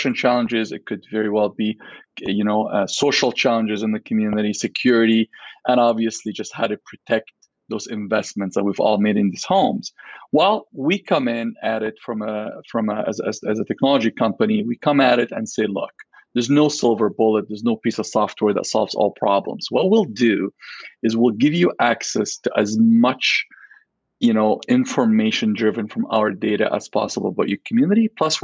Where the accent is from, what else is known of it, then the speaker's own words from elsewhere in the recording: Alexandria, Alexandria Governorate, Egypt; now in Vancouver, Canada; I grew up in Alexandria, Egypt